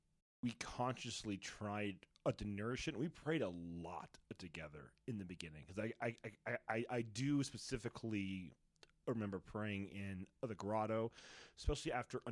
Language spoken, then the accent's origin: English; Dayton, Ohio, United States; I was from Ohio